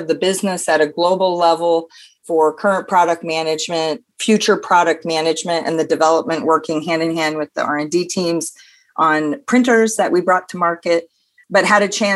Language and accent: English; Pacific Northwest, United States; also born or lived in Denmark; I'm originally from the Pacific Northwest